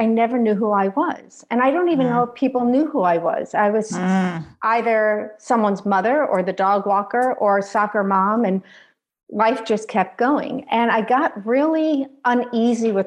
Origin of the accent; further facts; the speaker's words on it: outside of New York City, United States; moved away as an adult; also born or lived in Ohio; I grew up outside of New York City.